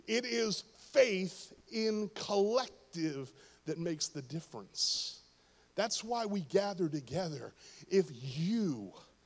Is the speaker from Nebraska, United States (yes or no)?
no; Pittsburgh, Pennsylvania, United States; Pittsburgh, my hometown